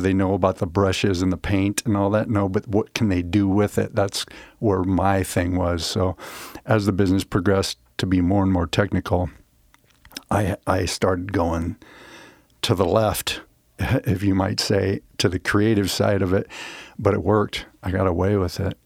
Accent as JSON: {"language": "English", "town": "Omaha", "region": "Nebraska", "country": "United States", "tie": "born or raised there", "also_born_or_lived": "Denver, Colorado / Nashville", "moved": "as an adult", "said": "I grew up in the Midwest, uh, Omaha, Nebraska"}